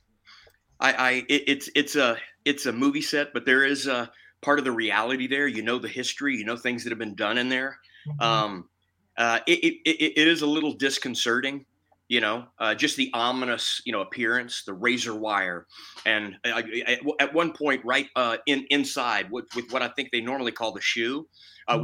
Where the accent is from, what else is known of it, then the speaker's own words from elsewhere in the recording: Lake Charles, Louisiana, United States; I was born in Lake Charles, Louisiana